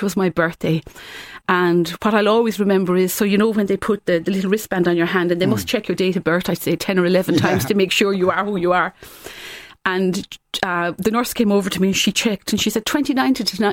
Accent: Waterford, Munster, Ireland; I'm from Waterford

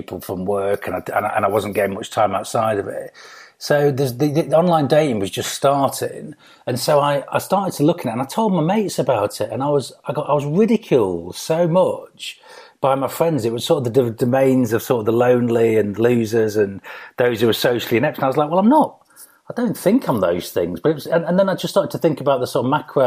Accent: Grimsby, Yorkshire and the Humber, United Kingdom; moved away as an adult; I'm from Grimsby originally. So I was born there as a council estate kid, single parent family

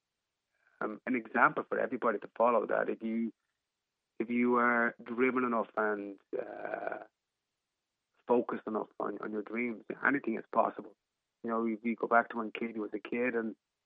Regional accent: Ireland; as an Irish person

